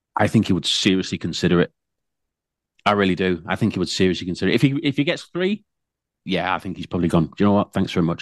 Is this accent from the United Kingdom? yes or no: yes; United Kingdom